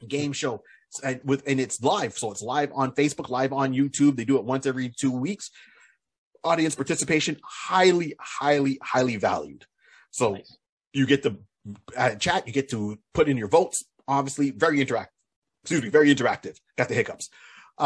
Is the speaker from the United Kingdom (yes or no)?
no; Canada; we're Canadian